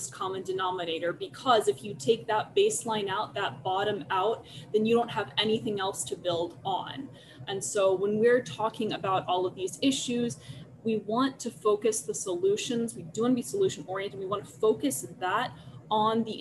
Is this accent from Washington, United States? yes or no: no; Chicago, Illinois, United States; accent: hard Chicago A; moved away as an adult; now in Los Angeles, United States; I also came from Chicago before that, so my accent migrates. You will probably hear that as we go on. I do have that hard Chicago A that comes in there